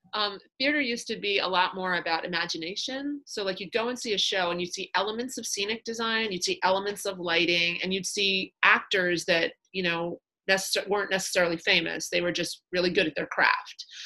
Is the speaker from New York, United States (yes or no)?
yes; New York, United States; moved away as an adult; also born or lived in Kansas City; I was born and raised in New York, wanted to be closer to my family